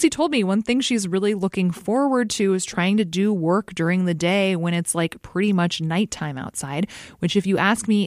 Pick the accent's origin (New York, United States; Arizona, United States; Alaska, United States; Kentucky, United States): Alaska, United States; now in Omaha, United States; I grew up in Alaska